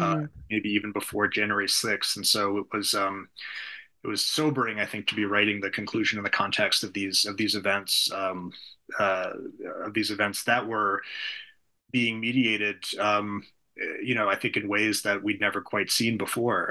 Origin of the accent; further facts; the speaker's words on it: United States; as an American